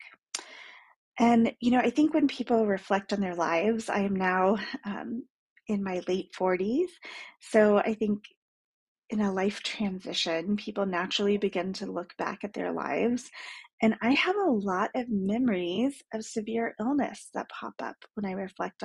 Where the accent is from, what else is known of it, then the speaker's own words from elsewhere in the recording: Dallas, Texas, United States; I grew up in Dallas